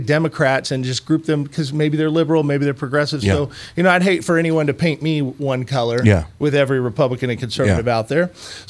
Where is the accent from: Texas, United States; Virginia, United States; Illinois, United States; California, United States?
Illinois, United States; now in Missouri, United States; I came from Illinois. So, I chose Missouri.